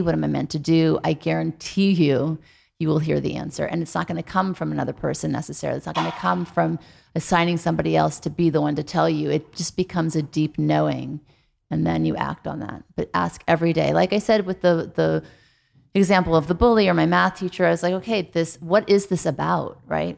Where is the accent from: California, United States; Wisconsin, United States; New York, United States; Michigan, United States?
California, United States; Beverly Hills; also born or lived in New Orleans; I moved from New Orleans to Beverly Hills in the third grade